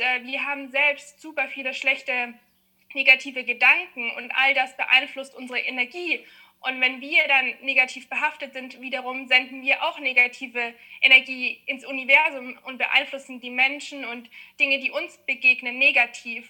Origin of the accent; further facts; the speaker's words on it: Munich, Bavaria, Germany; ich komme aus München